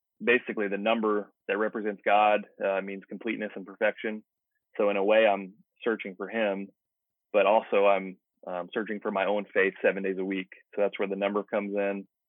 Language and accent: English; United States; I'm extremely proud to be an American.